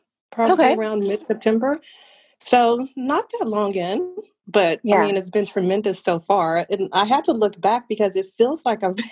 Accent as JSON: {"language": "English", "region": "Southern California", "country": "United States", "moved": "yes", "lives_now": "Dallas, United States", "said": "I am originally from Southern California. That is my home, will always be. I currently live in Dallas, Texas"}